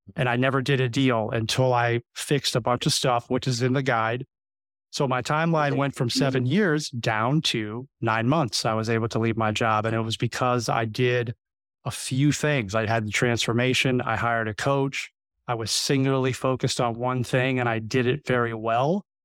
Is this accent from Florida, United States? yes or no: yes; South Florida, United States; moved away as an adult; I'm actually from South Florida, so I've I've been here for 20 years